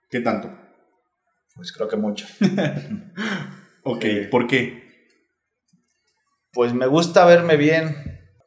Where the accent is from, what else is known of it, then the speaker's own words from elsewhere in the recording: Mexico City, Mexico; Yo nací en Vallejo, Ahí estaba con mi papá, mi mamá y mi hermano.